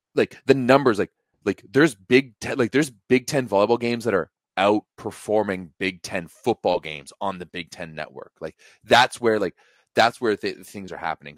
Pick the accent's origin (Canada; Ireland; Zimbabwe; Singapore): Canada; as a Canadian